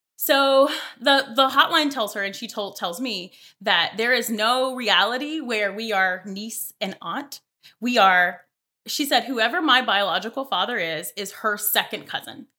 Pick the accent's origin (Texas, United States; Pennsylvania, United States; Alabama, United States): Alabama, United States; Mobile; moved away; I'm from Alabama, so I am from Mobile, Alabama, way south